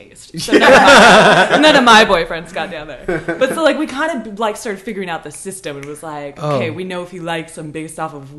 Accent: Hillsboro, Oregon, United States; I grew up in Hillsboro, Oregon, okay. Like in the country of it.

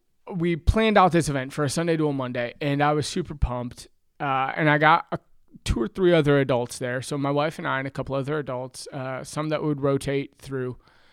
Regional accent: Michigan, United States; Well, so I'm the oldest of five kids. I grew up in West Michigan. We were the typical church family.

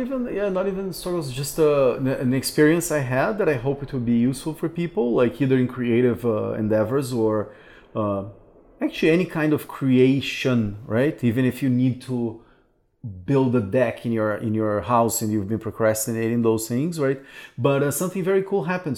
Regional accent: Brazil; moved away as an adult; also born or lived in Canada; a city that I left because I thought there were no opportunities here

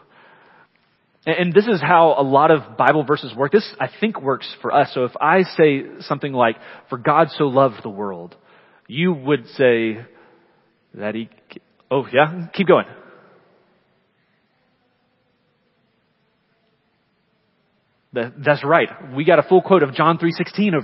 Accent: Leeds, Alabama, United States; also born or lived in Chicago; The first church I ever belonged to was a small country church. I grew up there

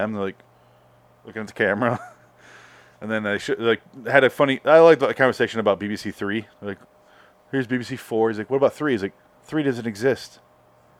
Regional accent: Michigan, United States; I grew up in Michigan.

